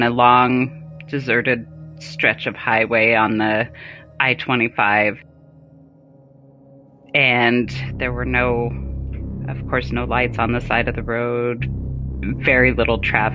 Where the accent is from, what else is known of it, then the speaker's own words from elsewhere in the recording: Colorado, United States; moved away as an adult; also born or lived in Germany / Fort Huachuca, Arizona; my mom in Colorado, which is where I currently live now that I'm out of the military, because we always tend to go back where we were born